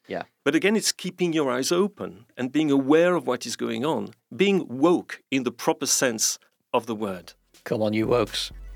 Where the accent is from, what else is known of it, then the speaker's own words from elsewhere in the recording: London, United Kingdom; I, am a Londoner myself too